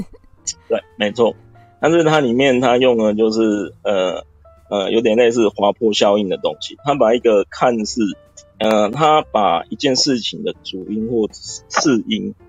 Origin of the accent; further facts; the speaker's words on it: Taiwan; 我们台湾话，一般来说就是主线上纲